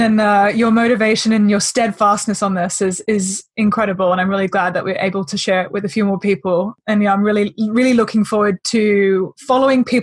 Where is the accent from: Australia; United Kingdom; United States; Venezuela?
Australia; accent: Australian; my bloody Australian accent